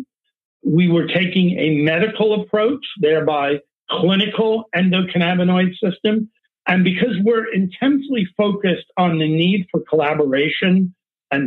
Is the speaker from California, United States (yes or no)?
yes; Palo Alto, California, United States; I've come from the Bay Area. I grew up in Palo Alto